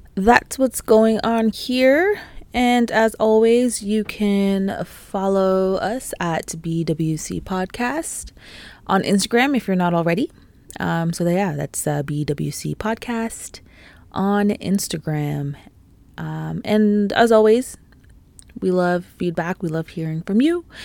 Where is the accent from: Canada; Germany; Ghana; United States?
Canada; also born or lived in Toronto; being Canadian, being in Canada, you know, being based in Toronto and the G T